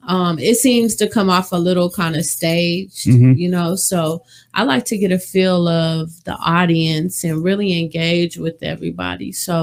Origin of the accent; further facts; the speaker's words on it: Wichita, Kansas, United States; moved away as an adult; also born or lived in London, England; now in Las Vegas, United States; Wichita, Kansas is where I'm from.